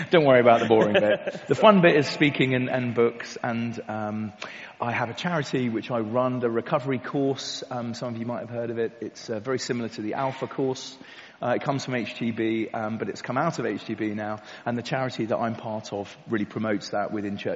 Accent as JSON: {"language": "English", "area": "Kent", "region": "South East England", "country": "United Kingdom", "tie": "born or raised there", "said": "I grew up in Kent, um, not too far away from here. Um, I went away to the army and all kinds of other things and came back home to Tunbridge about six years ago."}